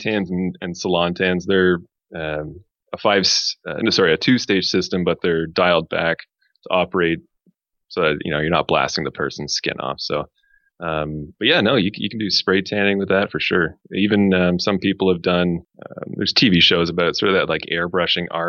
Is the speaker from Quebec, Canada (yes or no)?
yes; Montreal, Quebec, Canada; now in Toronto, Canada; I'm originally from Montreal